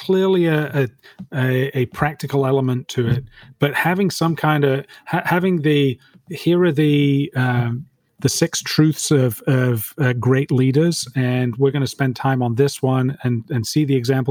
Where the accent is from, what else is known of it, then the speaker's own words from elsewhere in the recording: United Kingdom; now in Dallas, United States; I'm British